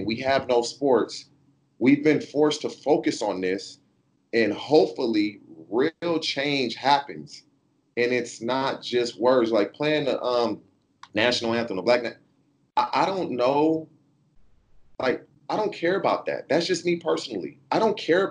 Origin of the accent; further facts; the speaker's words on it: California, United States; I'm from California, born and raised here.